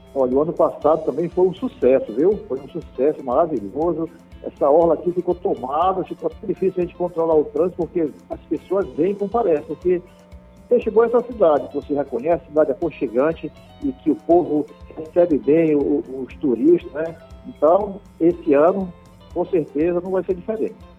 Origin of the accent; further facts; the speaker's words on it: Curuçá, Pará, Brazil; moved away as an adult; also born or lived in Belém; now in Viseu, Brazil; eu nasci em Belém, mas eu fui criado em Curuçá. Né? Passei minha infância toda em Curuçá